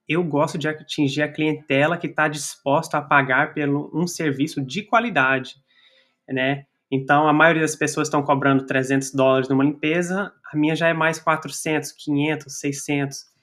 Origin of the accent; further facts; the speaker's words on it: Brazil; now in United States; nossa comunidade brasileira a crescer aqui nos Estados Unidos